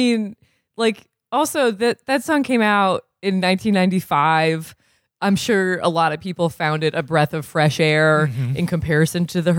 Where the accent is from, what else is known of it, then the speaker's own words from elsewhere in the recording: Burlington, Vermont, United States; I'm from Burlington, Vermont.